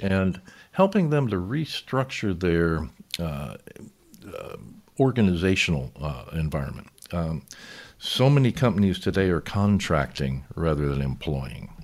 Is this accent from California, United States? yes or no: yes; Newport Beach, California, United States; also born or lived in Balboa, California / San Clemente, California / Covina, California; I grew up in Newport Beach, California